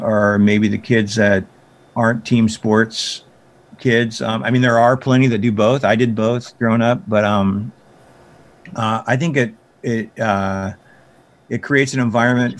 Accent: Big Sandy, Montana, United States; I decided to build a skate park in Big Sandy. That was kind of a big deal because it was my hometown

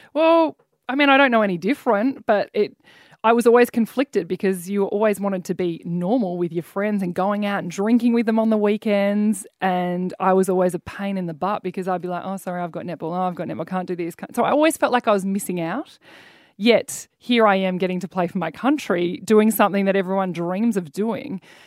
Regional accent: Mornington Peninsula, Victoria, Australia; I grew up down the Mornington Peninsula

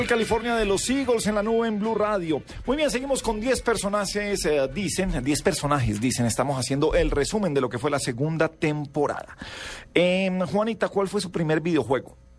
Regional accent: Colombia; todos éramos colombianos

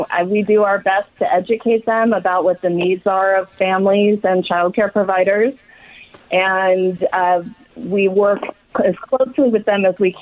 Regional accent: Los Angeles, California, United States; now in Sacramento, United States; I grew up in Los Angeles. And I currently live in Sacramento

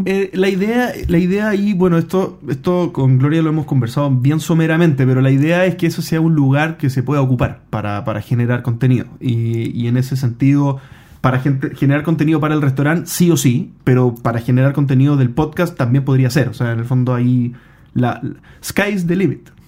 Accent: Chile; yo soy chileno

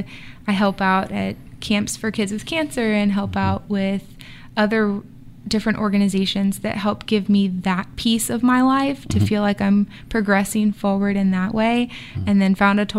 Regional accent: Virginia, United States; also born or lived in California / Maine; So I say I grew up in Virginia, but I was born in California, lived in Maine for a while.

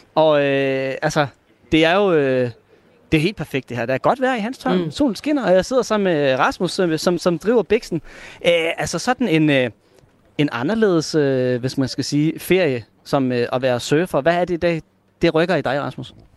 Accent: Hirtshals, North Denmark Region, Denmark; now in Aarhus, Denmark; jeg kommer jo oprindeligt fra Hirsald, sådan en rigtig fiskerby

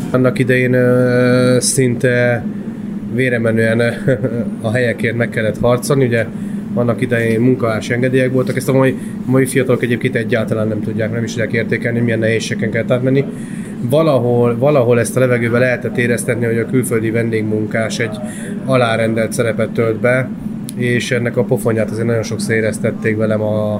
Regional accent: Hungary; also born or lived in Austria; kétféle ilyen honfitársam létezik, aki abszolút kint érzi magát, és aki csak abszolút itthon. Én meg vagyok az utóbbi

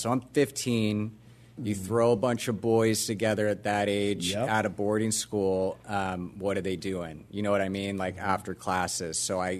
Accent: Orlando, Florida, United States; Grew up in Orlando, Florida, which is how I got this.

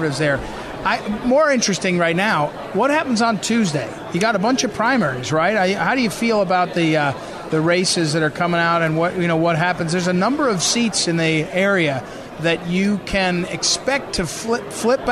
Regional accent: New Jersey, United States; I grew up in New Jersey

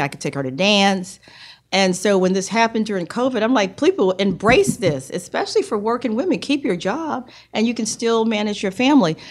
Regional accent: New York City, New York, United States; also born or lived in South Carolina / Raleigh, North Carolina / Hong Kong; now in Richmond, United States; raised in New York from the age of three. So I know New York City is, is my is my hometown.

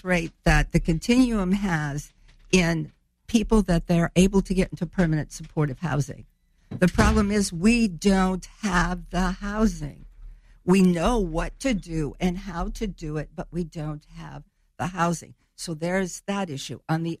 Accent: Chicago, Illinois, United States; born there; also born or lived in France / Germany; now in Springfield, United States; No, I was actually born up in the Chicago area. My dad was a serviceman, but I've lived here off and on since 54, except for my time living in France with my dad or in Germany with my husband.

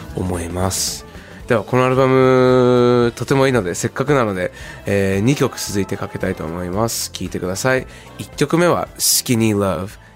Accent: Zushi, Kanagawa, Japan; 僕の地元の、えー、湘南の方、えー、逗子

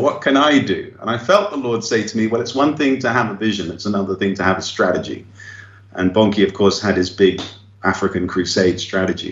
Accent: England, United Kingdom; now in Brazil; I'm an Englishman, I speak English

